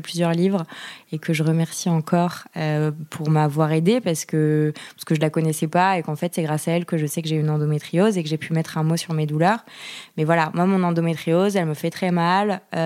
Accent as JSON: {"language": "French", "area": "Yvelines", "region": "Île-de-France", "country": "France", "tie": "born or raised there", "said": "Je suis née, j'ai grandi dans les Yvelines, donc en région parisienne"}